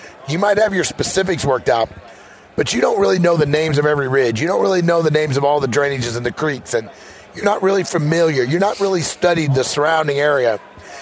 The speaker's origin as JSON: {"language": "English", "region": "Missouri", "country": "United States", "said": "I'm from Missouri"}